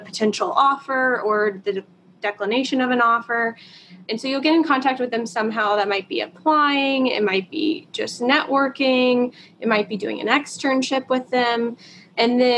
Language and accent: English; the Carolinas, United States; moved away; I am actually from the Carolinas